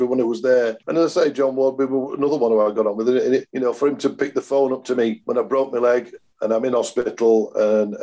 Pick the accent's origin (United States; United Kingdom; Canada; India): United Kingdom; Chesterfield, East Midlands; born and bred in Chesterfield, started my career at Chesterfield.